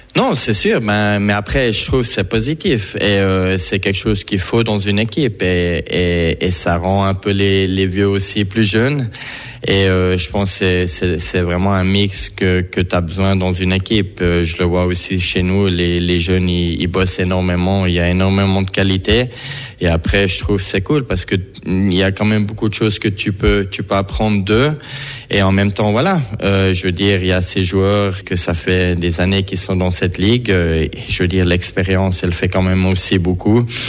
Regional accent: Fribourg, Switzerland; now in Bern, Switzerland; j'ai grandi à Fribourg

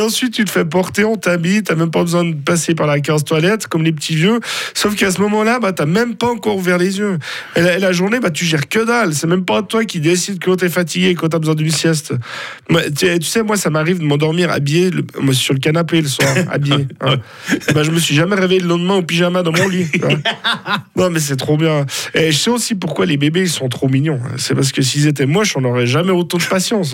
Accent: Villeneuve, Fribourg, Switzerland; je viens de Villeneuve. Alors attention, pas le Villeneuve au bord du lac où il y a le fun planète. Hein. Non, moi c'est Villeneuve dans la broie fribourgeoise

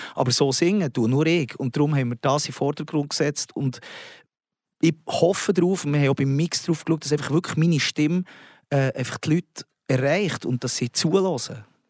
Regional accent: Switzerland; als Schweizer Mundartkünstler

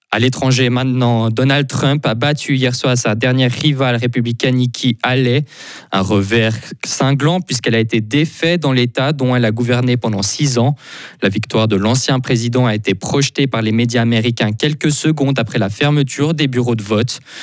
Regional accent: Fribourg, Switzerland; de retour chez nous, au Fribourg

